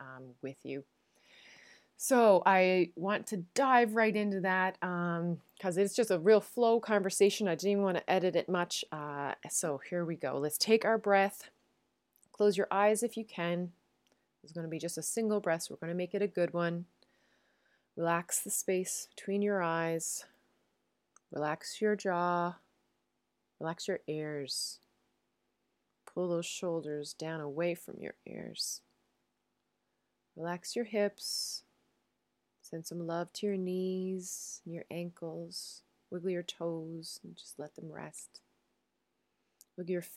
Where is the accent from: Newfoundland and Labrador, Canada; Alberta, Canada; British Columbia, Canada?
Newfoundland and Labrador, Canada; moved away as an adult; now in Netherlands; I am a Newfoundlander and Canadian, and I am coming to you from a city just south of Amsterdam in the Netherlands.